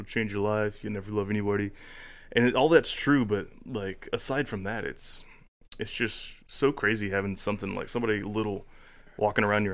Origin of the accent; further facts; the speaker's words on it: Chatsworth, Georgia, United States; also born or lived in Dalton, Georgia; I grew up born in Dalton. Lived here till I was about eight. My mom moved us over to Chatsworth. So I actually graduated from Murray County